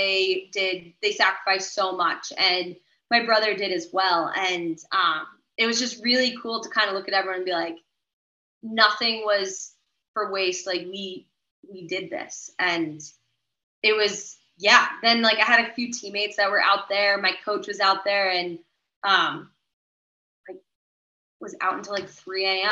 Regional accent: Sunapee, New Hampshire, United States; I moved home and I rehabbed from Sunapee, New Hampshire.

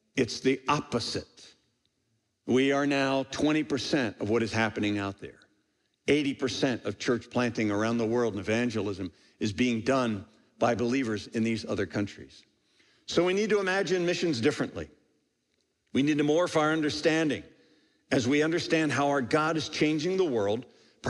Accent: United States

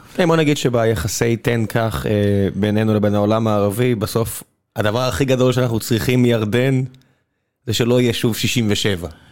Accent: Beersheba, Southern District, Israel; moved away; כמי שאני באר שבעי מלידה, כבר לא, לא מעט שנים, אבל כבאר שבעי, אה, שג-, שנולד שם

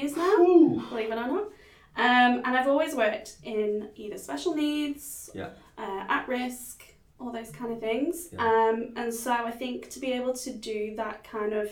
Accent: Liverpool, North West England, United Kingdom; now in Perth, Australia; I'm from Liverpool in the UK. Anybody from Liverpool is known as a Scouser

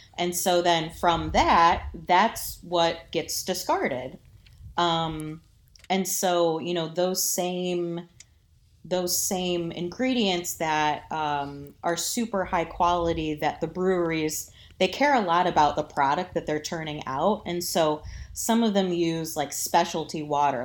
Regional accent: Toledo, Ohio, United States; I grew up in the Toledo area, born and raised here

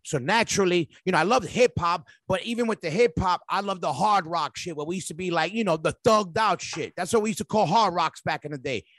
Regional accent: New York City, New York, United States; being a New Yorker since obviously the roots are there, being in New York

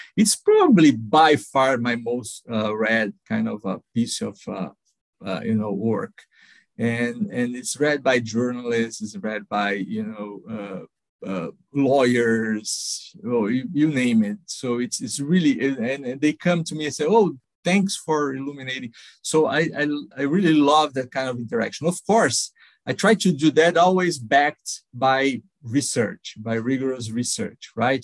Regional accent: São Paulo, Brazil; I, I grew up in São Paulo, uh, Brazil.

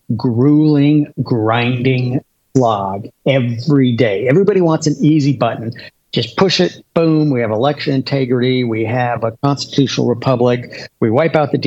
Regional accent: Washington, United States; I was born and raised in Washington

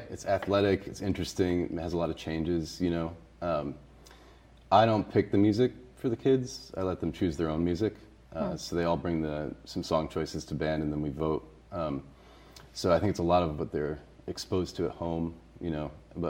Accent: Massachusetts, United States; now in Boston, United States; I wasn't in BPS schools. I grew up in Western Mass.

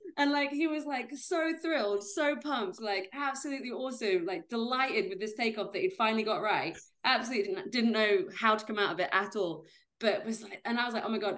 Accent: Yorkshire and the Humber, United Kingdom; moved away as an adult; also born or lived in Leeds / Edinburgh; I'm from Yorkshire in Great Britain

